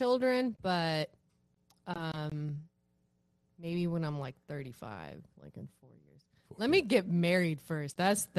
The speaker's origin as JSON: {"language": "English", "town": "Sacramento", "region": "California", "country": "United States", "tie": "born or raised there", "said": "you know, it's also like I grew up in Sacramento, the community I was a part of over there."}